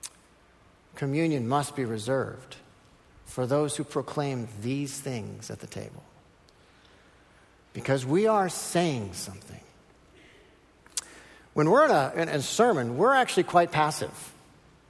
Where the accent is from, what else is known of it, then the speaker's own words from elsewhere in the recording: Minnesota, United States; I'm from Minnesota